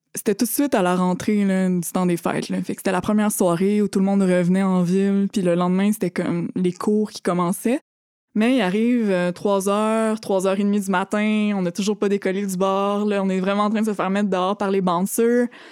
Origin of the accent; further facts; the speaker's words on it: Thetford Mines, Quebec, Canada; moved away as an adult; je viens de Thetford Mines